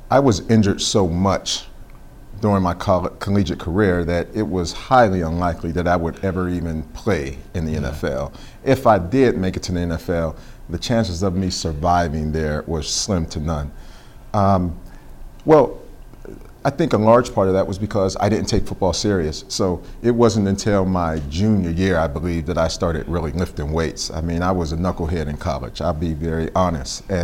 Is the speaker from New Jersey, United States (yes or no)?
no; Pittsburgh, Pennsylvania, United States; I don't think my experience was any different than anyone else growing up there.